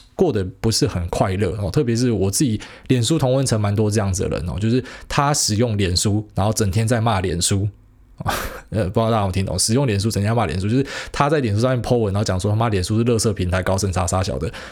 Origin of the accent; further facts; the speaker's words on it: Taiwan; 我们台湾人